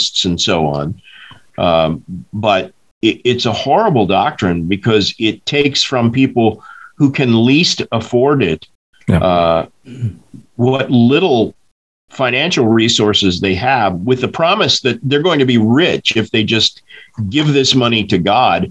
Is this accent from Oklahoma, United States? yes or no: yes; Tulsa, Oklahoma, United States; I grew up in Tulsa, Oklahoma